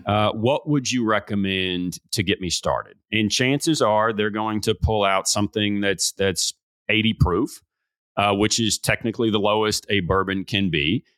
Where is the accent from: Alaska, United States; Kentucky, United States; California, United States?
Kentucky, United States; Bardstown; This is in my hometown